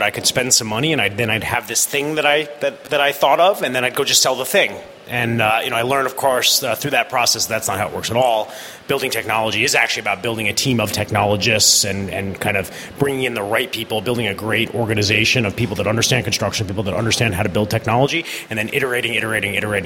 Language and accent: English; New York, United States; also born or lived in Chicago; I am born and raised in just outside of New York City.